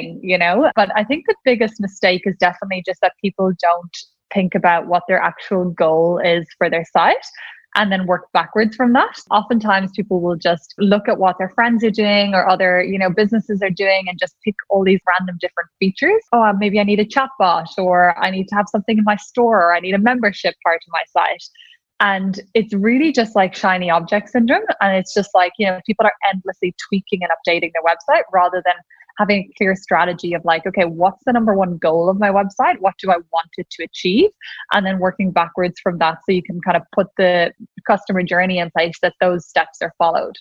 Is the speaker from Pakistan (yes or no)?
no; Ireland; accent: Irish; I'm Irish, in case anyone couldn't tell from my accent